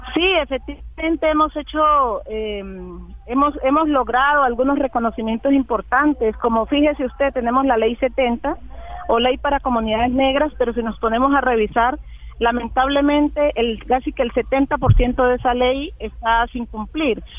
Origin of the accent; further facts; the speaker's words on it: Colombia; also born or lived in northern Cauca; seamos todos lo que somos los colombianos